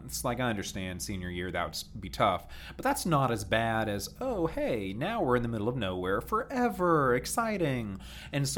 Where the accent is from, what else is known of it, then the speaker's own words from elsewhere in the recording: Baltimore, D.C. area, Maryland, United States; moved away; I grew up around Baltimore, D.C.